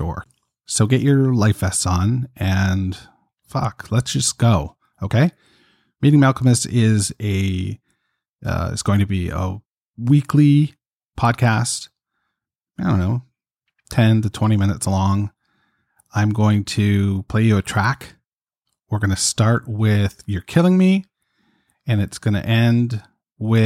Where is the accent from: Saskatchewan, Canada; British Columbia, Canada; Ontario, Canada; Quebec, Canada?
Ontario, Canada; Toronto; I'm from Toronto, Canada